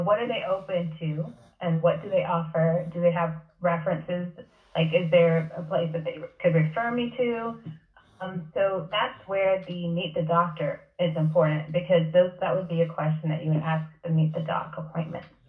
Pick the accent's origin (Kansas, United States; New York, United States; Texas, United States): Texas, United States; College Station; also born or lived in Haiti (parents); now in Spring, Texas, United States; I initially practiced in College Station, my hometown